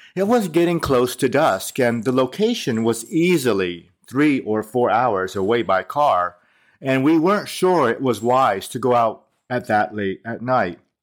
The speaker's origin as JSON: {"language": "English", "country": "United States", "tie": "born or raised there", "said": "I grew up in America as an Asian American"}